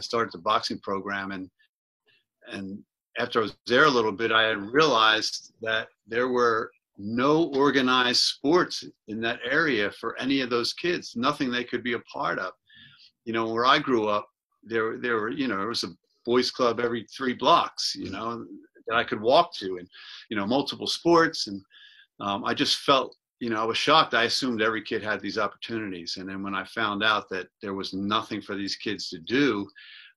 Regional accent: Philadelphia, Pennsylvania, United States; I grew up in Mayfair

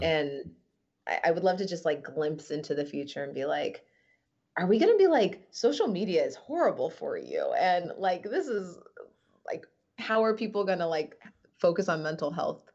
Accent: Midwest, United States; moved away; also born or lived in New York; a Midwestern girl who's lived in New York

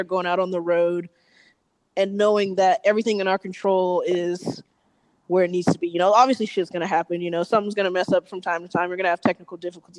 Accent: Atlanta, Georgia, United States; moved away as an adult; now in Los Angeles, United States; we're from Atlanta, but we live in L.A.

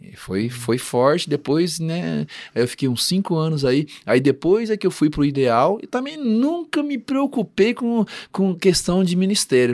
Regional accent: Campo Grande, Mato Grosso do Sul, Brazil; also born or lived in Rondônia; now in Londrina, Brazil; eu sou de Campo Grande

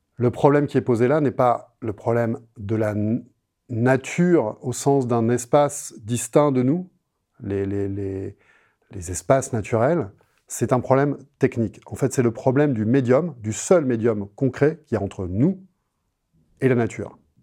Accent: France; je suis français

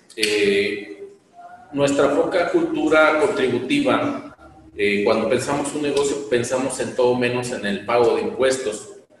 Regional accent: Mexico; como mexicanos

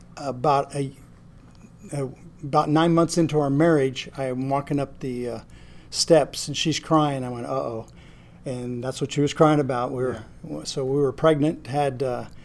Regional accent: French Camp, California, United States; moved away; also born or lived in Roswell, New Mexico / Spearfish, South Dakota; I was raised in California, a little town about the size of Van Alstine called French Camp.

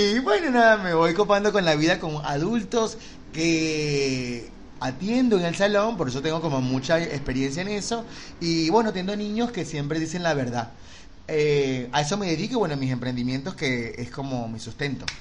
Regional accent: Venezuela; moved away as an adult; now in Buenos Aires, Argentina; yo soy de Venezuela. Llegué hace cinco años a Buenos Aires.

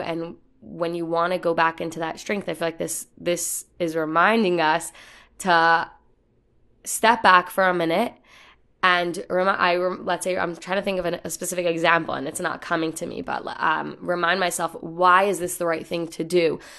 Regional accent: New York City, New York, United States; I'm from the Bronx

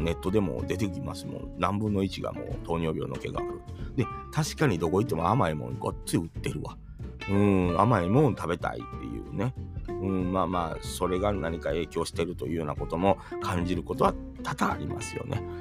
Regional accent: Kansai, Japan; also born or lived in Tokushima; 関西人ですから

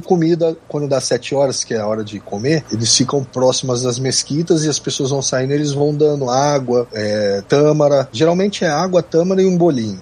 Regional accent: São Paulo, Brazil; moved away; also born or lived in Rio de Janeiro; eu sou de São Paulo, me mudei pro Rio, mas minha família é de Minas

